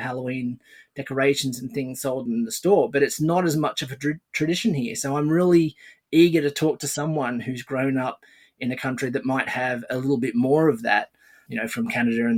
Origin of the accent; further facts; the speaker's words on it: Australia; when I was a child growing up in Australia